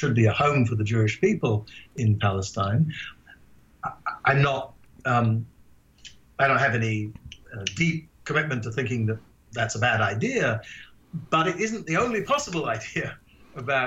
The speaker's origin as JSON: {"language": "English", "country": "Ghana", "tie": "born or raised there", "also_born_or_lived": "England", "moved": "yes", "lives_now": "United States", "said": "I grew up in Ghana"}